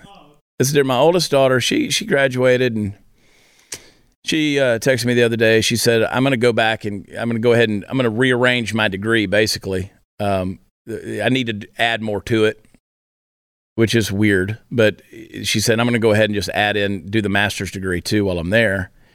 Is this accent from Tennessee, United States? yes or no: no; New Jersey, United States; born there; people love to give me a hard time because I was born in New Jersey.